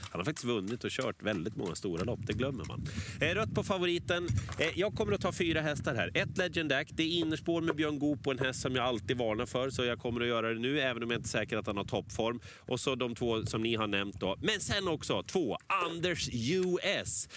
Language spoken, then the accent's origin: Swedish; Sweden; vi är svenskar